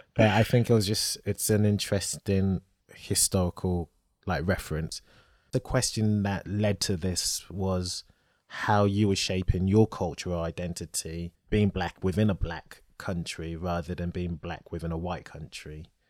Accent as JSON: {"language": "English", "country": "Nigeria", "said": "I'm Nigerian"}